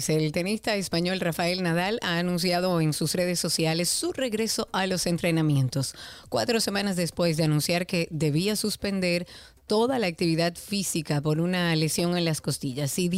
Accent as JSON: {"language": "Spanish", "country": "Dominican Republic", "said": "hablar un poco de esa bebida que tanto nos identifica también como dominicanos."}